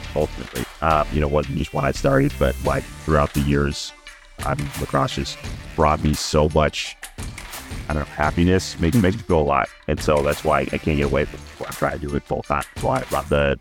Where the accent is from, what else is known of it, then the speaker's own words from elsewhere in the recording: Utah, United States; moved away as an adult; also born or lived in Virginia; now in Dallas, United States; I grew up in Utah, started playing in sixth grade, played all the way through college